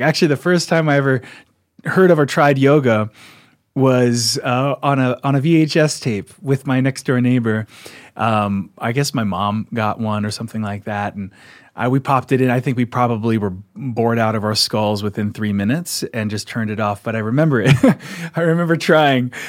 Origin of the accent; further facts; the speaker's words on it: outside of Philadelphia, Pennsylvania, United States; moved away; also born or lived in Sedona, Arizona; where I grew up outside of Philadelphia.